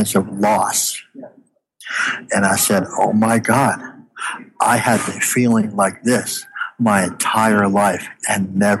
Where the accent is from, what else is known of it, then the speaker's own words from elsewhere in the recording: Canada; "Hey, I'm from Canada. This is pretty cool."